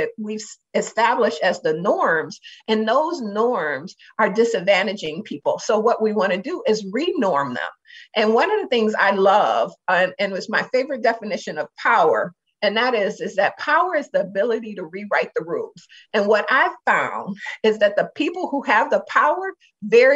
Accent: Detroit, Michigan, United States; now in Minnesota, United States; I'm from Detroit

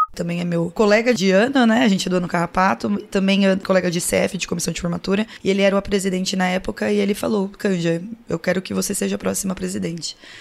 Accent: São Paulo, Brazil; moved away as an adult; also born or lived in São José do Rio Preto, São Paulo; now in Piracicaba, Brazil; Eu sou nascida em São José do Rio Preto, interior de São Paulo, mas eu fui criada a maior parte da minha vida em São Paulo

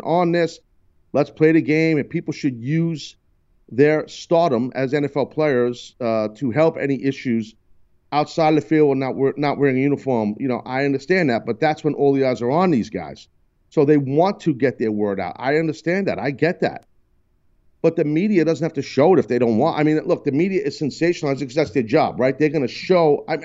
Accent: United States; as an American, born, bred, and proud

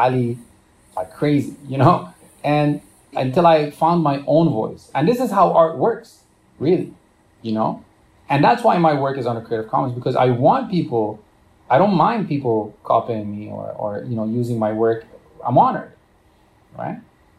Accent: Romania; born there; I was born in Romania.

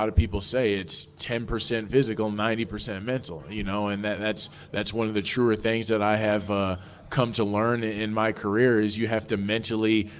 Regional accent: Minneapolis, Minnesota, United States; I grew up in the Minneapolis-St. Paul area

